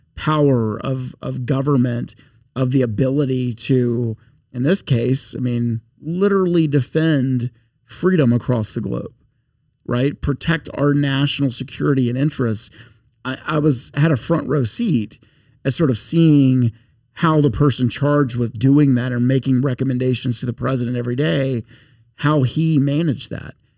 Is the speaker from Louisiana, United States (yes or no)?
yes; Shreveport, Louisiana, United States; now in Baton Rouge, United States; I'm now far from Shreveport or upstate yeah, Louisiana